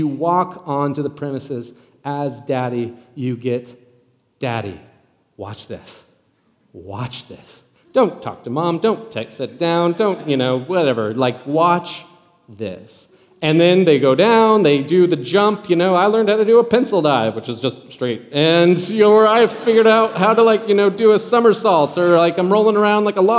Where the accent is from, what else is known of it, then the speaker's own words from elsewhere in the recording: Nebraska, United States; moved away; I'm from Nebraska originally